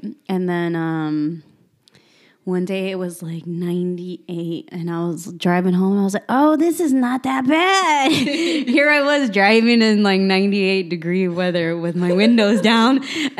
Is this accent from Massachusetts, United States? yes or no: no; California, United States; also born or lived in Utah; now in Arizona, United States; And then I'm Mexican. My parents are both from Mexico. I was born in California. But yeah, my parents are both from Jalisco.